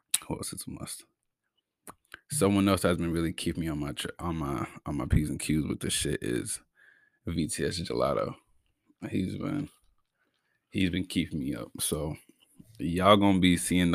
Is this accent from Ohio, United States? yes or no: no; Brockton, Massachusetts, United States; I come from Brockton, Mass